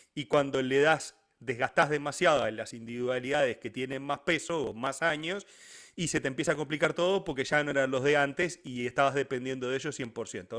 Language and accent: Spanish; Uruguay